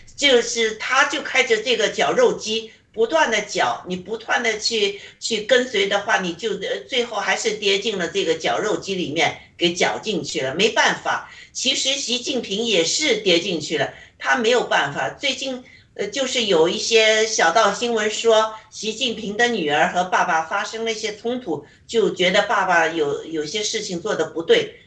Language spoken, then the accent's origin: Chinese; China; moved away; 我在中共国长大